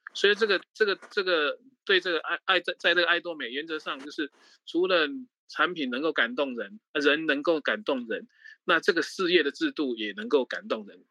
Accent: Taiwan; moved away as an adult; also born or lived in Mainland China; 我是在大陆大概工作三十年，快，二，二十几年，快三十年，我大概是十，六年前才回台湾

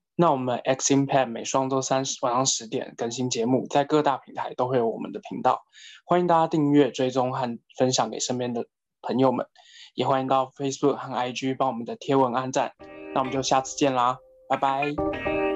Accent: Taiwan; 我们台湾人

